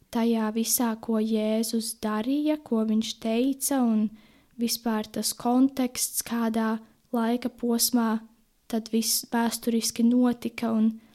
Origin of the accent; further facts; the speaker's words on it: Jelgava Municipality, Latvia; also born or lived in Ozolnieki; Esmu no Jēlgavas novada, dzīvoju tepat netālu Ozolniekos